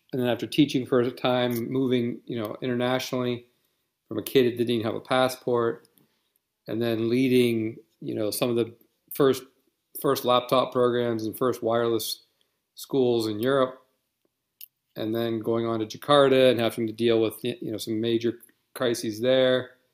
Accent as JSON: {"language": "English", "region": "Western Pennsylvania", "country": "United States", "tie": "born or raised there", "also_born_or_lived": "Virginia / Indonesia / Germany", "moved": "as an adult", "said": "where I grew up in Pennsylvania"}